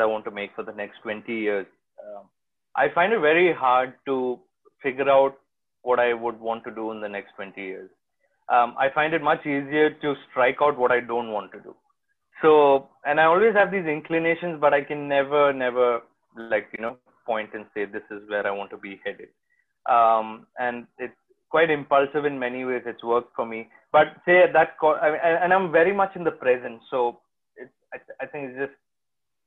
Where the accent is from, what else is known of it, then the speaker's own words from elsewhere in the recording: Kochi, Kerala, India; also born or lived in Delhi; now in Bombay, India; I am from Kochi in Kerala